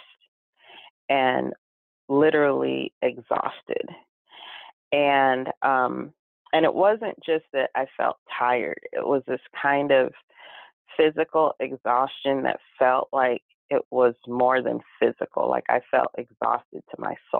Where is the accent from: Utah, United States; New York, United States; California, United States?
California, United States; also born or lived in Pahoa, Hawaii; But California, I was born in California. And so a lot of my family in Southern California.